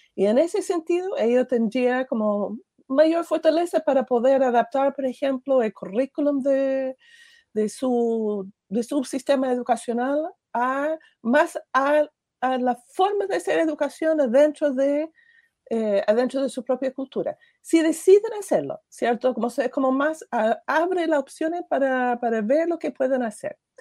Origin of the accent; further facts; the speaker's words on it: United States; first language English; Spanish is a second language; moved away as an adult; now in Chile; Estados Unidos, de donde soy yo